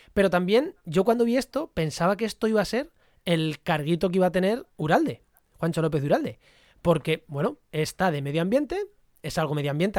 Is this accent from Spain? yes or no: yes; Munera, Castilla-La Mancha, Spain; moved away; also born or lived in Granada; Albacete, a mi pueblo, en Munera, en Albacete